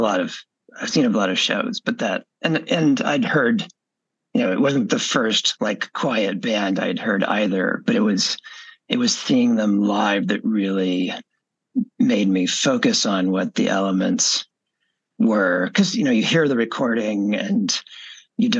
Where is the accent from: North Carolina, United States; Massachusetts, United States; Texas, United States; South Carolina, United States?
Texas, United States; I grew up in Texas in the late 70s and 80s